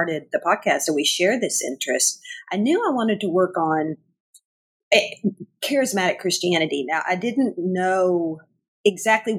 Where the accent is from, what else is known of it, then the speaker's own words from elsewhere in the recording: northern Arkansas, United States; moved away as an adult; also born or lived in Chicago, Illinois; now in Springfield, Missouri, United States; I grew up, obviously, by my accent. I grew up around in northern Arkansas